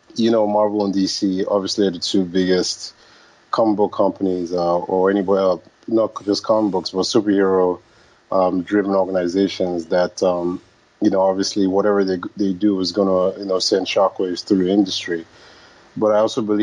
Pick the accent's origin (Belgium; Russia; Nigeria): Nigeria; Lagos; moved away as an adult; now in United States; being born and raised in Lagos, Nigeria